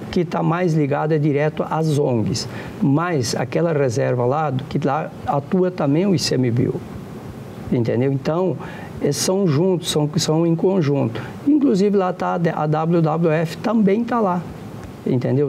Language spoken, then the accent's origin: Portuguese; Santa Catarina, Brazil; moved away; also born or lived in Rondônia; É o caso de Santa Catarina, onde eu nasci